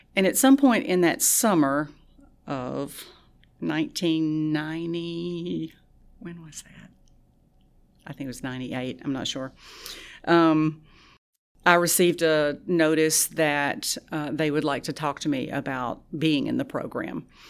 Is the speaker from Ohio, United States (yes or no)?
no; Tallulah, Louisiana, United States; moved away; I'm originally from Tallulah